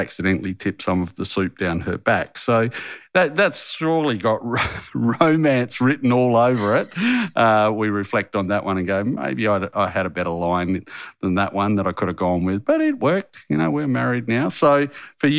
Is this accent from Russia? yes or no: no; Harvey, Western Australia, Australia; growing up in Harvey